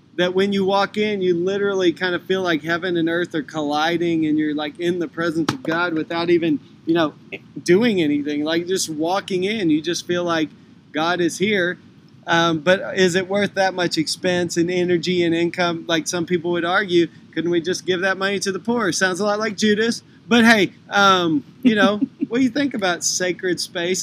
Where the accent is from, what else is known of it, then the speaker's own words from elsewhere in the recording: Texas, United States; I grew up in Texas